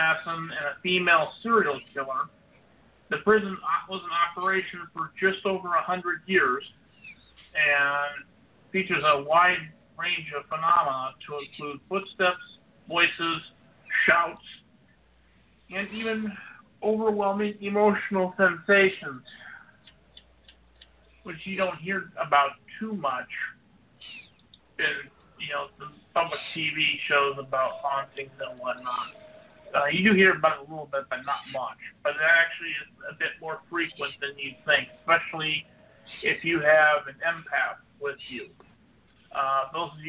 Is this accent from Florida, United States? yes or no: no; Illinois, United States; my home state of Illinois